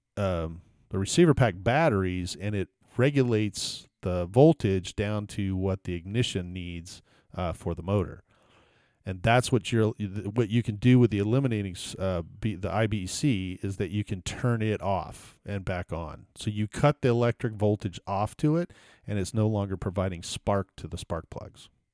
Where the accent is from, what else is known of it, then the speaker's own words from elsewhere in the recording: Houston, Texas, United States; I grew up in Texas and, uh, every, I never had a white Christmas ever because e-, every, you know, every year, I, I grew up in Houston